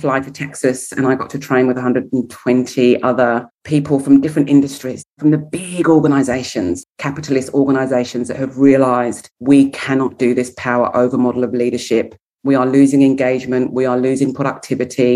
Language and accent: English; England, United Kingdom; being English